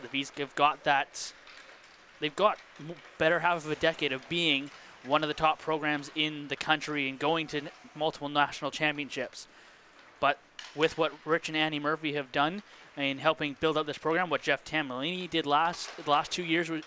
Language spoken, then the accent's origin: English; Penticton, British Columbia, Canada; growing up in Penticton